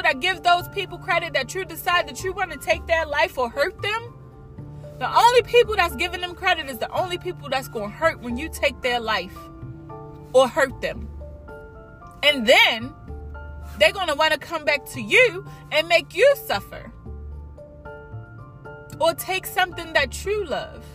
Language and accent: English; United States; We are American. We are American. Period. We live in the United States